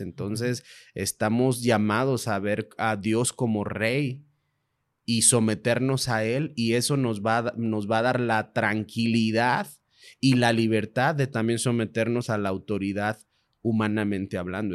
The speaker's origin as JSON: {"language": "Spanish", "country": "Mexico", "said": "Como mexicanos"}